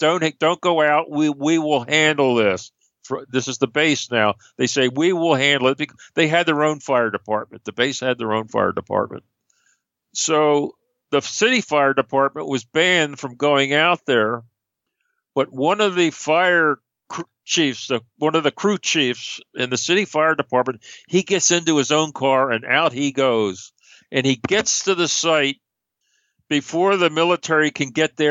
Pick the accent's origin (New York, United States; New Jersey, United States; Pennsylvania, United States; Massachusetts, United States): Pennsylvania, United States; Philadelphia; I'm from Philadelphia